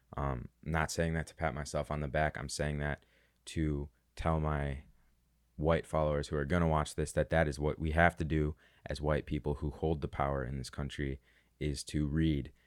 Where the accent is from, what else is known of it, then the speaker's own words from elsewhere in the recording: Chicago, Illinois, United States; I'm from Chicago